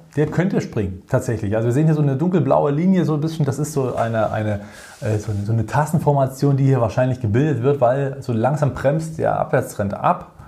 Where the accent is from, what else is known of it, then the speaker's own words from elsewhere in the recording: Germany; bei uns in Deutschland